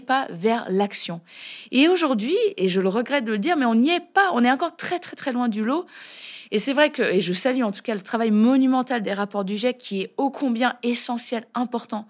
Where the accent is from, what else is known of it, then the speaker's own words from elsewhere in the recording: France; chez nous, en France